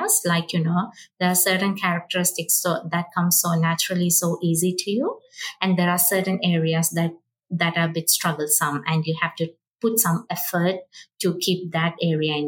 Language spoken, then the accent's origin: English; Kerala, India; moved away as an adult; now in Sydney, Australia; I'm from Kerala, the southern state of India, which is considered as the land of Ayurveda.